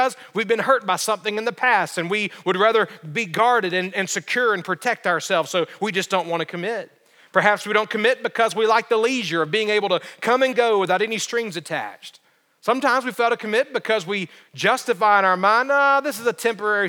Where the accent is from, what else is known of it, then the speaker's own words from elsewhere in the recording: Alabama, United States; growing up in Alabama